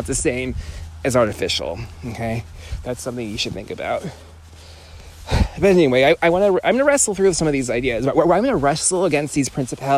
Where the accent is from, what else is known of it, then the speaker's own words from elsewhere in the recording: California, United States; moved away; I'm from California, born and raised.